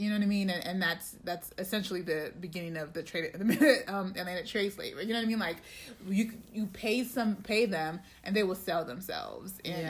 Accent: Nigeria; I'm Nigerian.

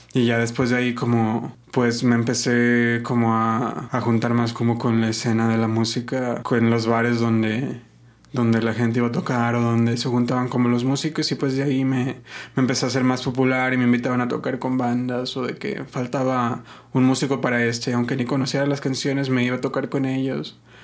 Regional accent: Guadalajara, Jalisco, Mexico; also born or lived in Zamora, Michoacán; Yo nací aquí en Guadalajara, mis, mis dos papás son de, de Michoacán.

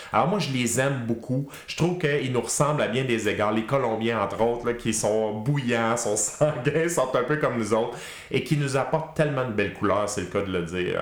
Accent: Quebec, Canada; les vrais Québécois d'origine

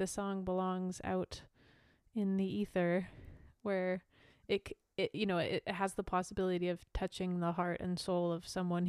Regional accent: Canada; moved away; also born or lived in Nashville; as a Canadian woman who was living in Nashville

